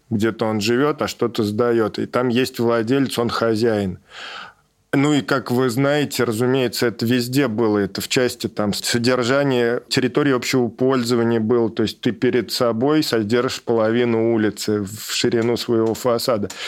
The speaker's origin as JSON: {"language": "Russian", "town": "Samara", "region": "Samara Oblast", "country": "Russia", "said": "И, в принципе, надо понимать, что действительно город разделен на Куйбышев и на Самару. Я из Куйбышева."}